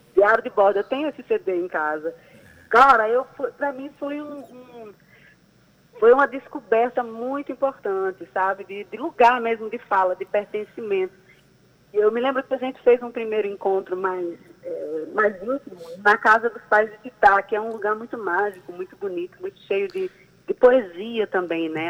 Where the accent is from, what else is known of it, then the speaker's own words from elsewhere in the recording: João Pessoa, Paraíba, Brazil; paraibana, pessoense, nascida e criada aqui